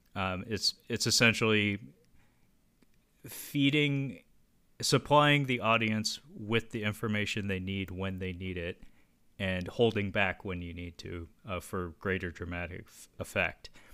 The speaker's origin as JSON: {"language": "English", "town": "Seattle", "region": "Washington", "country": "United States", "tie": "born or raised there", "said": "my hometown of Seattle"}